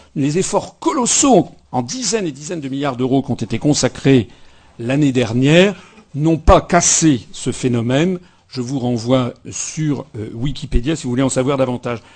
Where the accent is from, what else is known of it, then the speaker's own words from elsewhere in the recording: France; nous sommes des Français